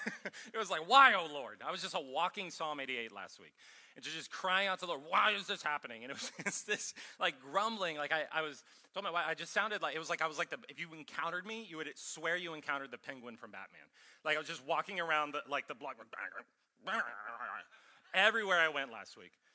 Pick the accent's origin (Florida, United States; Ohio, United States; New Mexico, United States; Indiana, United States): Ohio, United States; also born or lived in Minnesota / California; now in Columbia, United States; I'm from Ohio originally